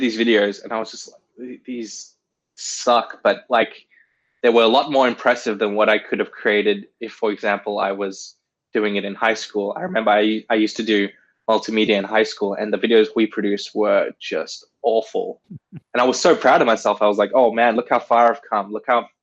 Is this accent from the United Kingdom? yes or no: no; South Africa; I was born in South Africa